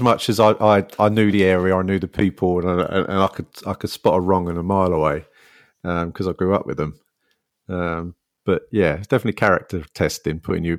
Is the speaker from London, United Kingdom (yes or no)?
yes; London, United Kingdom; I'm a South London boy, born and bred, and then that's where I worked as well.